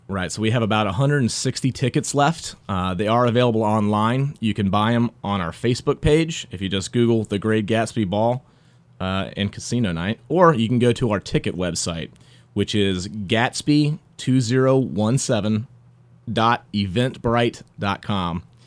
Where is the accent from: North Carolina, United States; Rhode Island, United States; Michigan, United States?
North Carolina, United States; Raleigh; I was actually born and raised in Raleigh. Uh, I grew up in Five Points